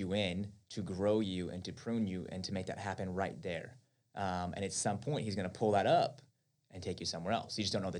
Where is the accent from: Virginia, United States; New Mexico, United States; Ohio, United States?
New Mexico, United States; Albuquerque; I'm from Albuquerque